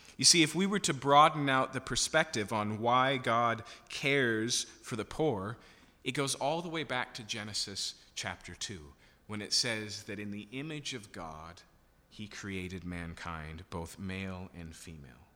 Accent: Yakima, Washington, United States; I grew up in Yakima, so I can still remember my very first year of high school

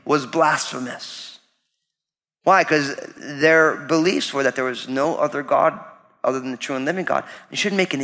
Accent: New Jersey, United States; when you grew up all Italian in New Jersey

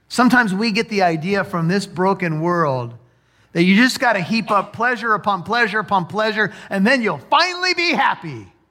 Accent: United States; as American

